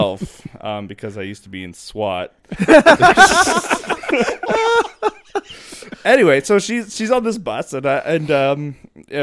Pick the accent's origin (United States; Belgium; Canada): Canada; We're both Canadian.